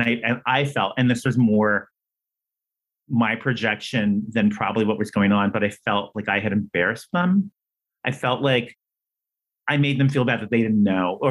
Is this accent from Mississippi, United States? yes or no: no; Downey, California, United States; I grew up in Downey, which is a suburb